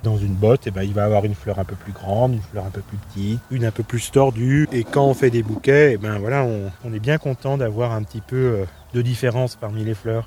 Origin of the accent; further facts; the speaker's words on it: Chabanière, Auvergne-Rhône-Alpes, France; moved away as an adult; also born or lived in Paris / Belgium; C'est là où j'ai grandi, mes parents sont arboriculteurs euh, maraîchers